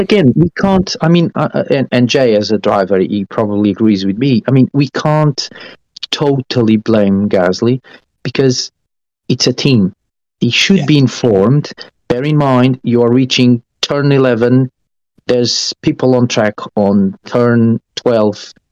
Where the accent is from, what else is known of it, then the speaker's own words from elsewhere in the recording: Estoril, Lisbon, Portugal; moved away; I come from Estoril. From I grew up on on the uh, Portuguese racing track Estoril